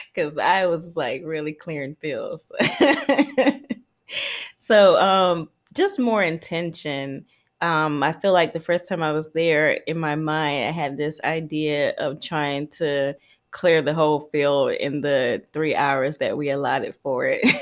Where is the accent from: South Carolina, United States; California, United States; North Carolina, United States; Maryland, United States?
South Carolina, United States; Columbia; moved away as an adult; also born or lived in Queens, New York; now in Costa Rica; I grew up in South Carolina